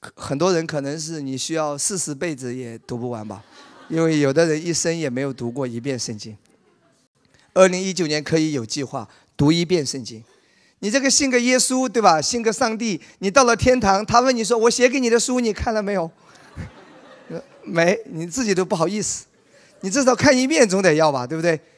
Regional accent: Wenzhou, Zhejiang, China; 在我老家温州

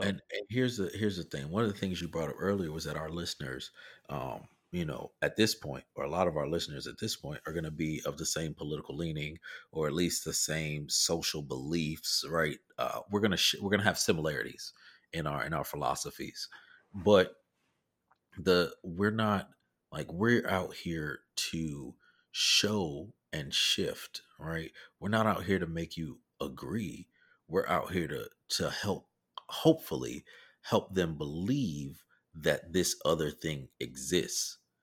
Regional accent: the South, United States; I'm from the South

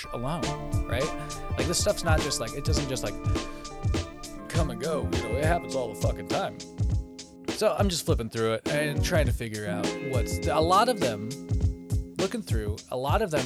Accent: Wenatchee, Washington, United States; Wenatchee, Washington. That's my hometown

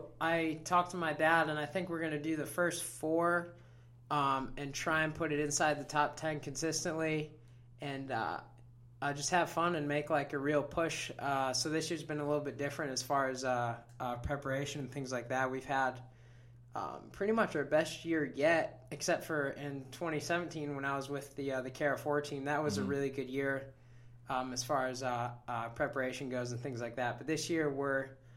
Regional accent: Wisconsin, United States; also born or lived in Clarkston, Michigan; now in Florida, United States; Now, Clarkston, Michigan, actually. And then when I was real young, probably 3, we moved over to Wisconsin. And that's where I started to ride.

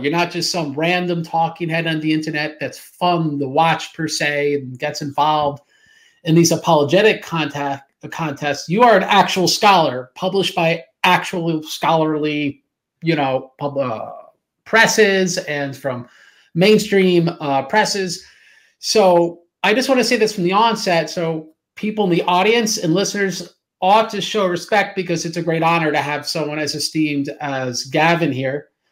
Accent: United States; I'm an American

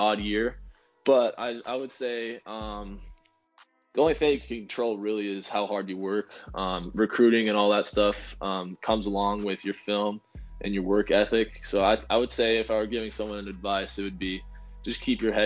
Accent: Boulder, Colorado, United States; at Boulder, in my hometown

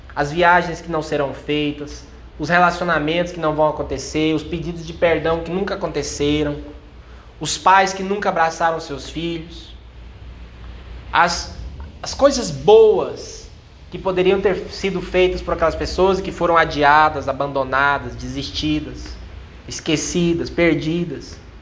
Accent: Brazil; Eu sou brasileiro

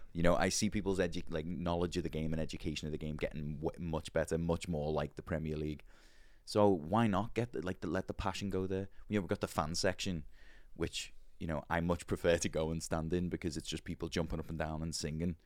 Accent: Liverpool, North West England, United Kingdom; accent: posh Liverpool; moved away as an adult; now in Nashville, United States; growing up in Liverpool

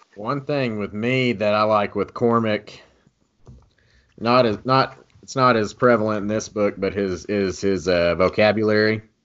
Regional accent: Texas, United States; I'm from Texas, still reside in Texas.

